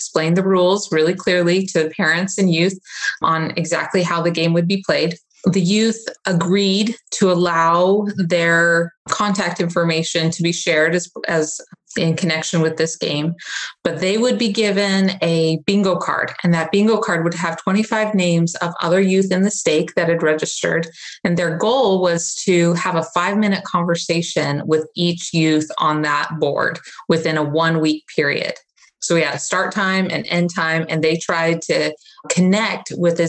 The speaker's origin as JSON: {"language": "English", "region": "Arizona", "country": "United States", "tie": "born or raised there", "said": "No, I was born and raised in Arizona. I'm a sunshine girl, and I came to the clouds, but it's been a really beautiful area to live in."}